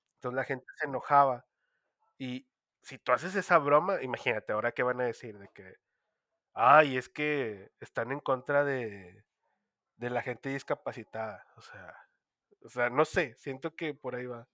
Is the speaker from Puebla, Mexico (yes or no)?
no; Monterrey, Nuevo León, Mexico; como regio